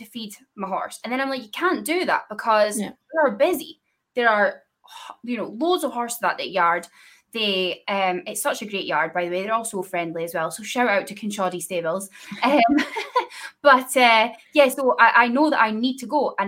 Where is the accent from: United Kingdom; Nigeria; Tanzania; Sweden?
United Kingdom; Scotland; I'm from Scotland